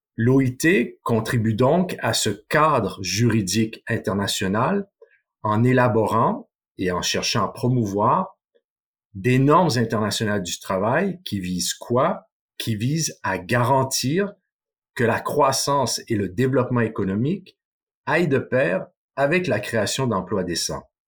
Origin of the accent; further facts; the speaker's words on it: Canada; moved away; mon pays d'origine, le Canada